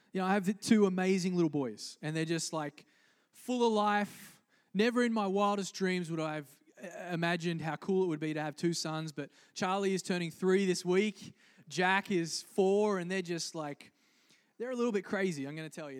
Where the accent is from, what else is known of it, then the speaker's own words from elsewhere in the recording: Australia; moved away; I grew up in Australia